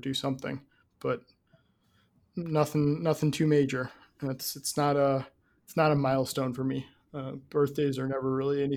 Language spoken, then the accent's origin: English; Midwest, United States; I'm from the Midwest